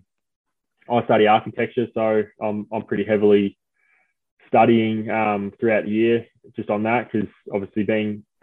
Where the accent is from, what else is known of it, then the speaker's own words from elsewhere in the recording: Smithton, Tasmania, Australia; moved away; when I was growing up in Smithton and playing footy